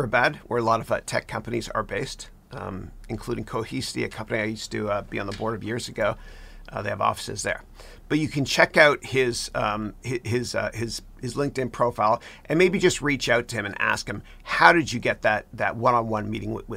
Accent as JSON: {"language": "English", "town": "Mississauga", "region": "Ontario", "country": "Canada", "tie": "born or raised there", "said": "That's where I'm from. I'm a 905er. I grew up in Mississauga"}